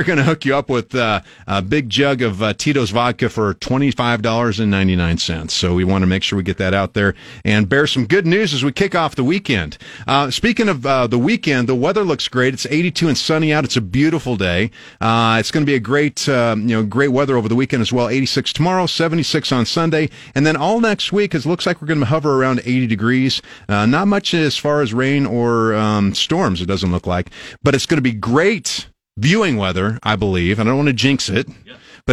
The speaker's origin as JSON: {"language": "English", "town": "Albion", "country": "United States", "tie": "born or raised there", "said": "I grew up in Albion, which is about 2.5 hours northwest of here, on a farm"}